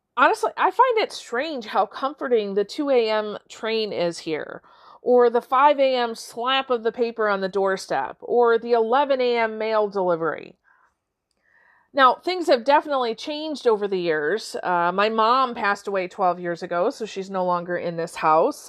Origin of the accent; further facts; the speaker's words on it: Warren, Michigan, United States; now in Midland, United States; today I'm recording from Warren, Michigan, my childhood home